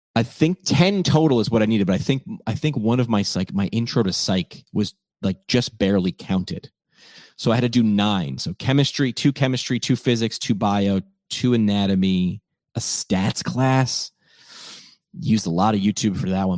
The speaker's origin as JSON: {"language": "English", "region": "upstate New York", "country": "United States", "tie": "born or raised there", "also_born_or_lived": "Northeast Pennsylvania", "moved": "as an adult", "said": "my hometown in upstate New York"}